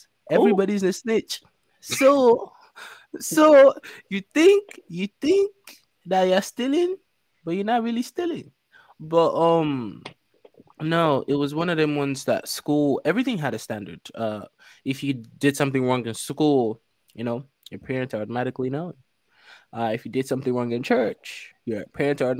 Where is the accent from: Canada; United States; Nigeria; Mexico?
Nigeria; Lagos; moved away; Nigeria. I lived in Lagos. I was born in Lagos. Lagos, Nigeria